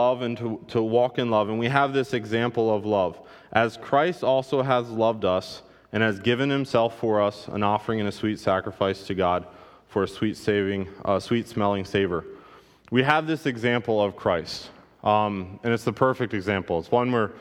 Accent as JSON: {"language": "English", "country": "United States", "said": "I stand out as an American"}